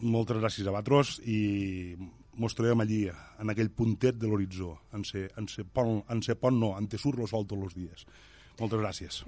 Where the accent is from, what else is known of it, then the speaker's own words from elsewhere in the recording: L'Ampolla, Catalonia, Spain; el meu poble, l'Ampolla